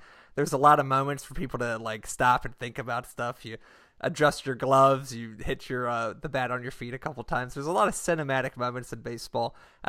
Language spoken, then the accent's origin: English; Richmond, Virginia, United States; my hometown Richmond Braves